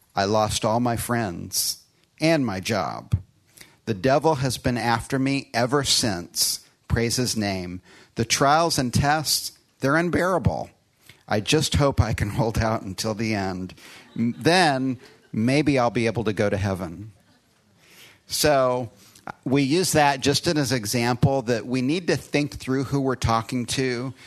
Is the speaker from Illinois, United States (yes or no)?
yes; Chicago, Illinois, United States; born or raised there; moved away; also born or lived in Austin, Texas